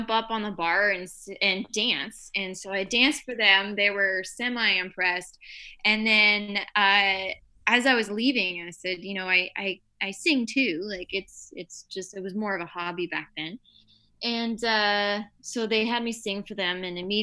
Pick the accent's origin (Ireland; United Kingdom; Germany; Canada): Canada; Windsor, Ontario; I'm originally from Windsor, Ontario, so right across from Detroit. So I had a lot of American influence growing up